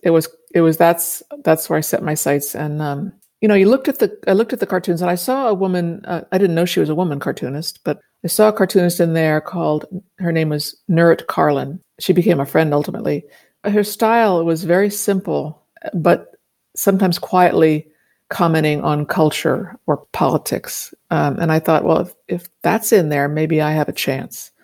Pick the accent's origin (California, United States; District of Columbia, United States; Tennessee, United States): District of Columbia, United States; Washington; I grew up in Washington, D C